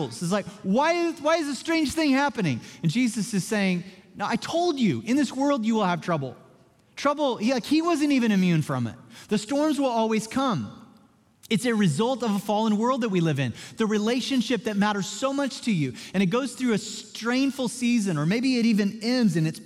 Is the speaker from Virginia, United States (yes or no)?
no; Joplin, Missouri, United States; moved away; my hometown of Joplin, Missouri